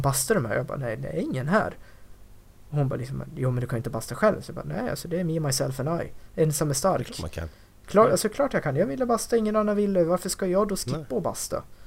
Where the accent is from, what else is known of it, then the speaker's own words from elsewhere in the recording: Dalarna County, Sweden; de kompisar som jag umgås med hemma i Dalarna